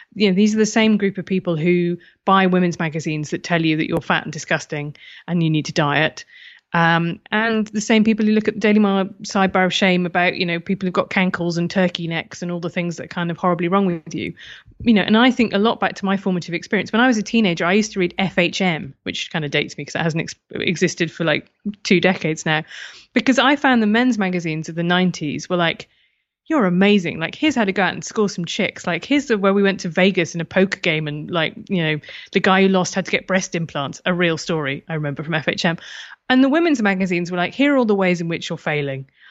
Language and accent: English; United Kingdom; being British